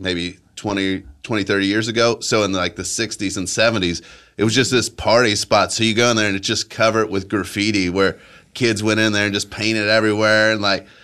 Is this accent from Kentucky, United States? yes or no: yes; Ludlow, Kentucky, United States; I was from Ludlow, Kentucky. It's right on the river, and you know, it's like a mile from Cincinnati